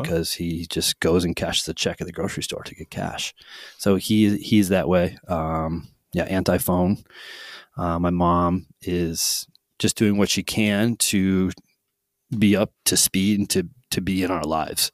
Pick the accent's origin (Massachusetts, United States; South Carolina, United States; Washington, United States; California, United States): Massachusetts, United States; Holyoke; also born or lived in South Hadley, Massachusetts; I grew up in Holyoke, Massachusetts